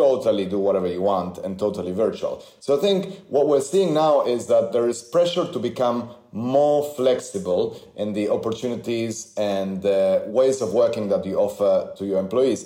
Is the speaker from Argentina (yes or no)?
yes; Argentina; moved away; I grew up in Argentina